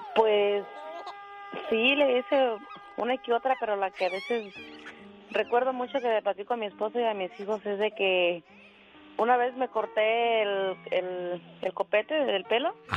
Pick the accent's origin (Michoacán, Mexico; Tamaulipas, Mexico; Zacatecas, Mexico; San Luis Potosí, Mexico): Michoacán, Mexico; Panindícuaro; moved away; Un día salí de Panindícuaro, pero Panindícuaro nunca salió de mí